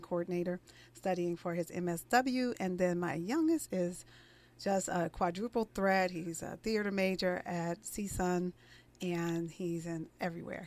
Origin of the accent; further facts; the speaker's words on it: East Orange, New Jersey, United States; I grew up in the inner cities of East Orange, New Jersey. I'm originally from New Jersey.